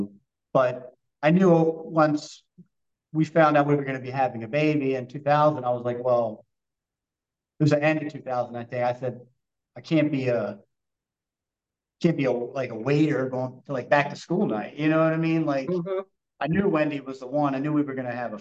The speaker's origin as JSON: {"language": "English", "town": "Essex", "region": "Maryland", "country": "United States", "said": "I was from Essex."}